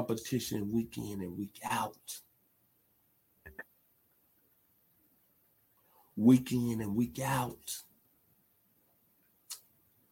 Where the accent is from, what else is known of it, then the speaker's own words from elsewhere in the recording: Memphis, Tennessee, United States; my hometown, the 901 Memphis, Tennessee